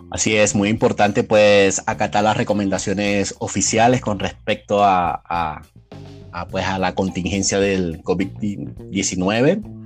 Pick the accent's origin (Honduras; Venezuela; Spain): Venezuela; moved away as an adult; now in Mexico; soy venezolano, tengo acá aproximadamente tres años